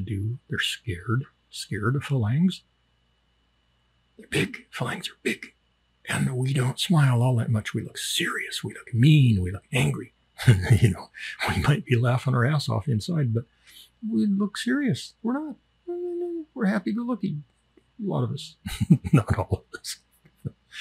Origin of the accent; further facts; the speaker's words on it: United States; moved away as an adult; now in Thailand; I'm from America.